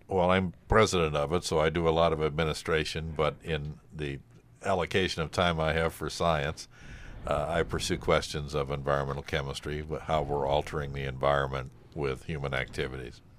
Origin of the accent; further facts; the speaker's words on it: Cleveland, Ohio, United States; moved away as an adult; now in Hudson Valley, United States; I grew up in Cleveland